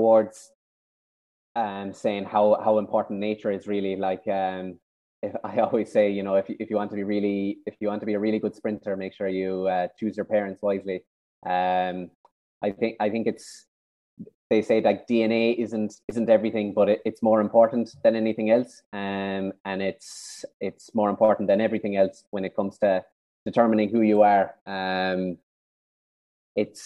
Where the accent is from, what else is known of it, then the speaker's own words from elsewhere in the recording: Kenmare, Munster, Ireland; I'm from Kinmare down in South Kerry